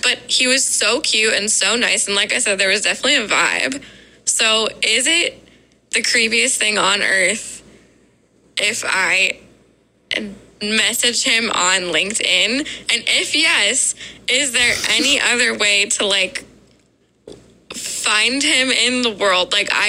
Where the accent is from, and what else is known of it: Columbus, Ohio, United States